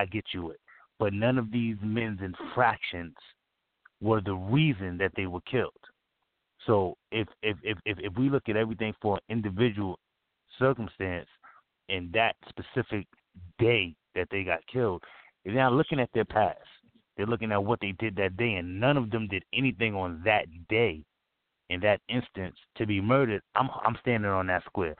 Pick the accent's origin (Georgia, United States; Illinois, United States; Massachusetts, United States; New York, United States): New York, United States; New York City; I'm a New Yorker